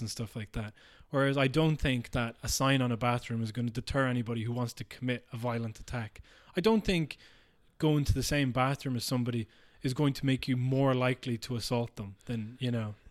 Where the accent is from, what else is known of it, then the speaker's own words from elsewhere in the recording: Ireland; being Irish